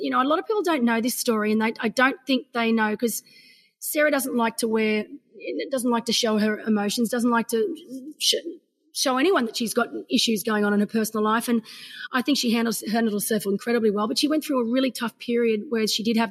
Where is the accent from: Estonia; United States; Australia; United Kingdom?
Australia; I'm an Aussie